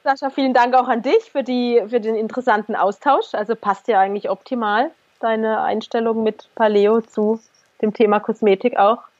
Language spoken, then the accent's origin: German; Germany; wir sind halt Deutsche, wir sind sozusagen in unserem Land geboren